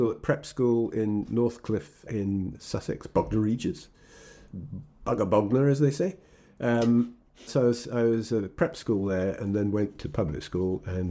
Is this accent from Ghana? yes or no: no; Egypt; born there; I was born in Egypt because my father was what's called DAQ, which is Deputy Adjutant Quartermaster in Egypt. So I was born there.